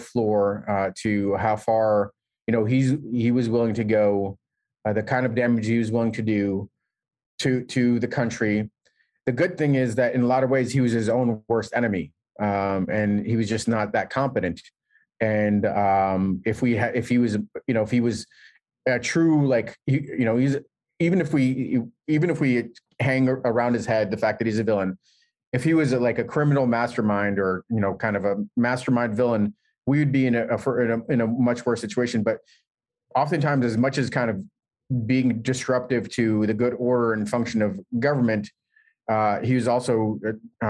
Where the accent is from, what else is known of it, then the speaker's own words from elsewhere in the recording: New York City, New York, United States; I grew up in New York City